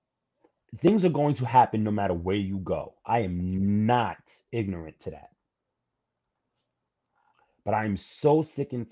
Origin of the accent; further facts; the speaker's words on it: New York City, New York, United States; as a New Yorker